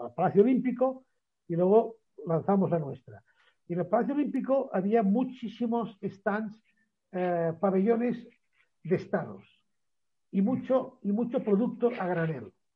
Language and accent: Spanish; Barcelona, Catalonia, Spain; yo nací en Barcelona